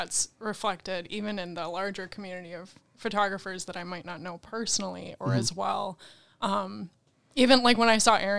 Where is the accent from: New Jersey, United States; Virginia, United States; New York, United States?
New York, United States; about 45 minutes outside of Rochester; also born or lived in Buffalo, New York / California; grew up about 45 minutes outside of Rochester